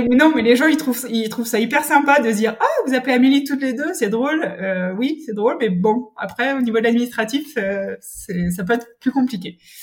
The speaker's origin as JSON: {"language": "French", "region": "Brittany", "country": "France", "moved": "yes", "lives_now": "Toulouse, France", "said": "je suis bretonne"}